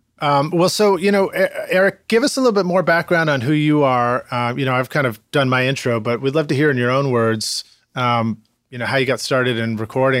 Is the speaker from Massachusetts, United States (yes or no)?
yes; Boston, Massachusetts, United States; No, but I grew up in Boston.